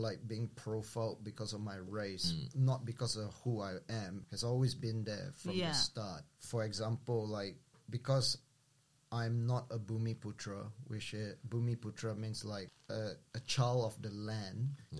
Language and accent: English; Malaysia; now in Melbourne, Australia; I grew up in Malaysia. So maybe our experience a bit different because ethnically I'm Chinese Malaysian. I don't feel Chinese at all